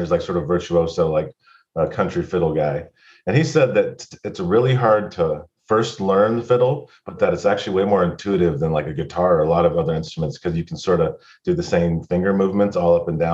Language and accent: English; California, United States; also born or lived in Bay Area; I was from Lake Tahoe